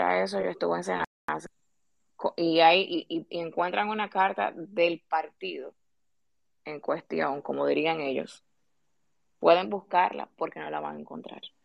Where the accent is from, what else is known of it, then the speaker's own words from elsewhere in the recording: Dominican Republic; nosotros como ciudadanos dominicanos